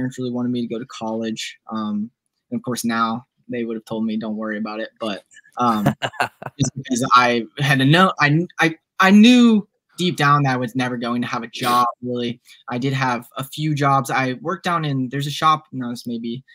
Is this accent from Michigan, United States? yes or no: no; Nashville, Tennessee, United States; also born or lived in Franklin, Tennessee / Mississippi; born and raised in Nashville, love this little town